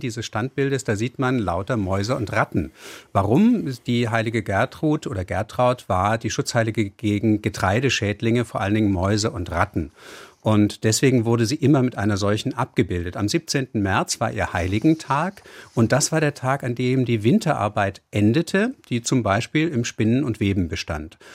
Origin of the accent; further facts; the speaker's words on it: Hamburg, Germany; ich bin ja auch gebürtiger Hamburger